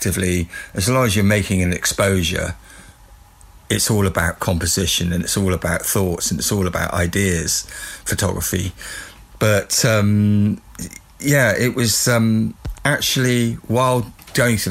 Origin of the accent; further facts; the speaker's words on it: Weymouth, South West England, United Kingdom; getting a job in my hometown, which is Weymouth, which is a seaside town